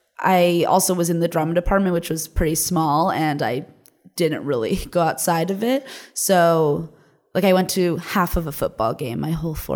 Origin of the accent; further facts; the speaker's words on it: Los Angeles, California, United States; also born or lived in New York; I was born here. My parents are from here, but what? I grew up in Los Angeles.